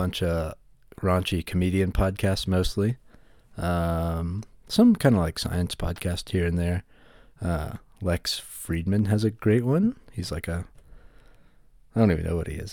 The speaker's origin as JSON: {"language": "English", "region": "West Virginia", "country": "United States", "tie": "born or raised there", "moved": "as an adult", "lives_now": "Colorado, United States", "said": "I grew up and I'm from West Virginia in the United States, and recently moved to Colorado"}